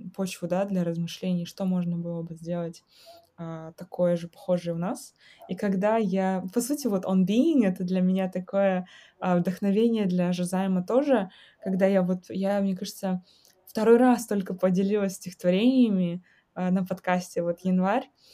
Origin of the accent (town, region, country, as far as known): Kazakhstan; moved away